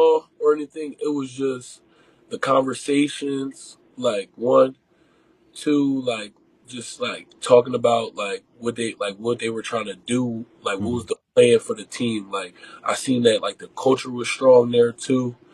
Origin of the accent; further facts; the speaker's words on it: outside of Philadelphia, Pennsylvania, United States; I grew up right outside of Philly